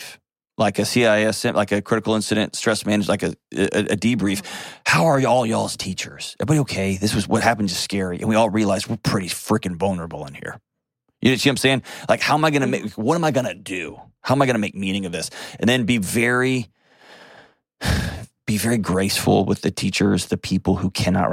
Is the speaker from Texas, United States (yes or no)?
yes; Texas, United States; I'm also a Texan